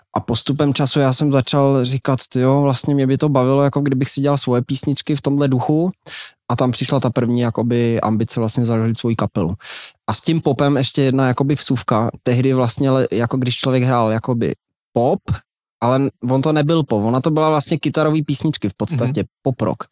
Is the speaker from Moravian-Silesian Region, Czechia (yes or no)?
no; Aš, Karlovy Vary Region, Czechia; já jsem z Aše, to je malinký město